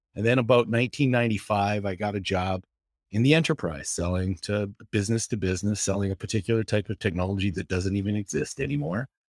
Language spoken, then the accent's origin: English; West Coast of Canada, British Columbia, Canada; now in Boone, United States; I grew up in the West Coast of Canada. I went to the University